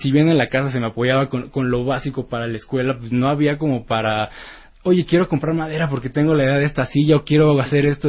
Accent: Mexico; la primera vez que salí de México

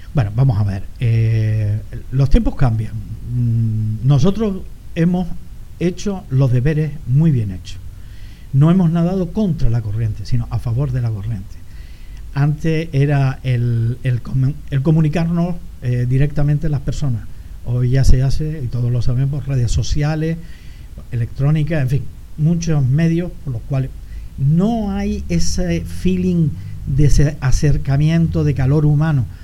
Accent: Canary Islands, Spain; also born or lived in Sweden; la forma de ser de los canarios, lo abierto que éramos, los campechanos que éramos

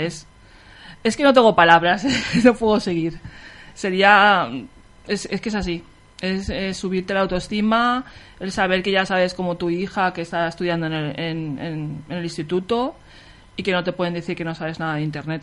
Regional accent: Picassent, Valencian Community, Spain; somos todas de Picasen

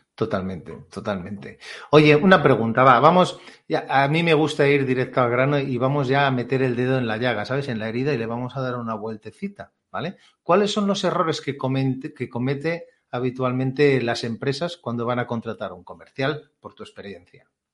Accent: Catalonia, Spain; yo soy catalán

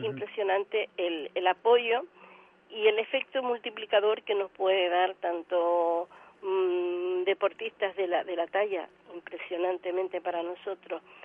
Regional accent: Canary Islands, Spain; siendo como somos Canarias

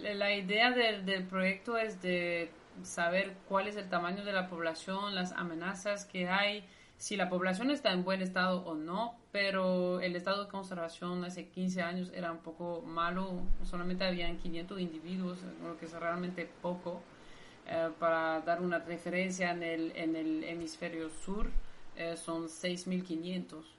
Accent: Brussels, Brussels-Capital Region, Belgium; Spanish is a second language; moved away as an adult; now in Nicaragua; Sí, soy belga. En realidad mm, digo que soy de Bruselas

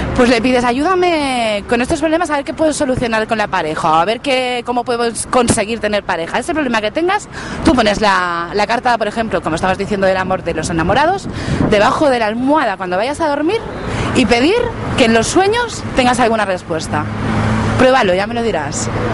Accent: La Garriga, Catalonia, Spain; en mi pueblo, en La Garriga

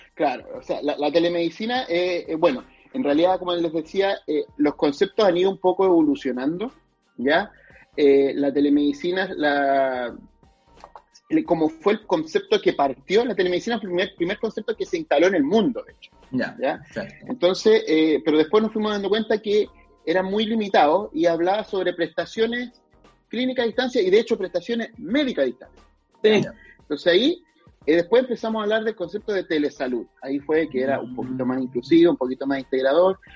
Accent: Chile; yo soy un orgulloso de Chile

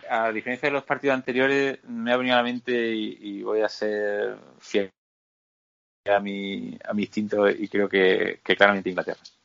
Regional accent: Spain; somos españoles

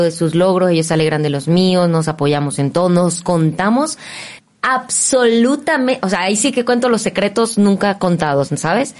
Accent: Maracaibo, Zulia, Venezuela; moved away as an adult; now in Mexico; yo comencé a los 17 años en Venezuela. También soy venezolana

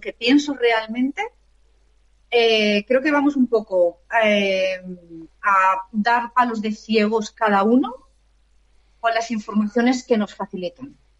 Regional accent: Alicante, Valencian Community, Spain; nací en Alicante y mi familia también es de aquí en Alicante. Y y llevo aquí viviendo

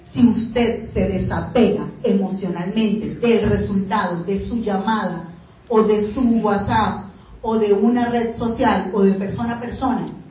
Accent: Venezuela; moved away; soy venezolana

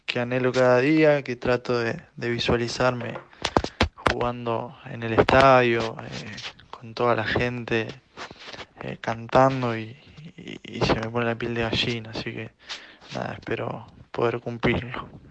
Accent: Marcos Juárez, Córdoba, Argentina; moved away as an adult; pude venirme a mi pueblo, a Marco Juárez

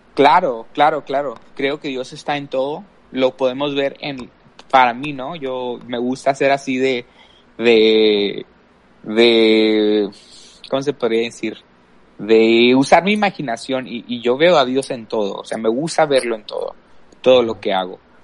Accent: El Paso, Texas, United States; soy aquí de El Paso, Texas. He vivido aquí toda mi vida

